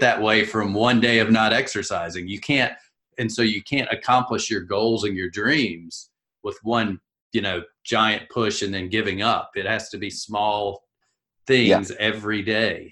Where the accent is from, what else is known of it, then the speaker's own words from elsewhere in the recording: South Carolina, United States; I'm from South Carolina